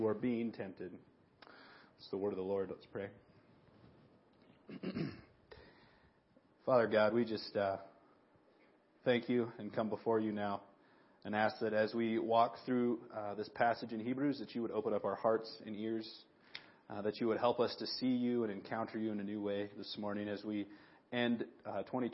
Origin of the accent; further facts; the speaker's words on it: Big Sandy, United States; the blessing and the curse of growing up in Big Sandy is everybody remembers me from when I was a kid